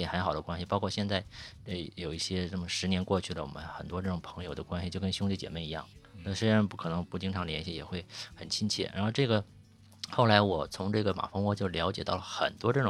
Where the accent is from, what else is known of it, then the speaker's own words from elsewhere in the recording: Shandong, China; moved away as an adult; also born or lived in Beijing; now in Yangshuo, China; 我是山东人，